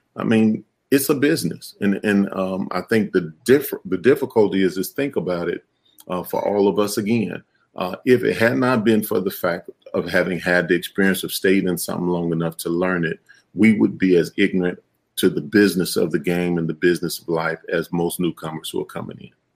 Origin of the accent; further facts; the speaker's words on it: Chicago, Illinois, United States; I grew up in Chicago.